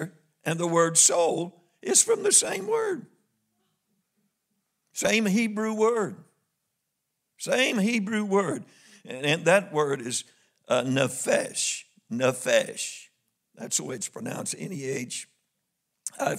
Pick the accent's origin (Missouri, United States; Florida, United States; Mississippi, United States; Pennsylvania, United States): Missouri, United States; I'm from Missouri